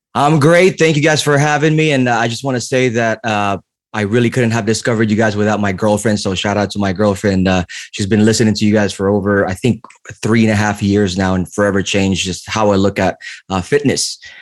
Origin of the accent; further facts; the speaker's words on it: the Bay Area, California, United States; I'm also from the Bay.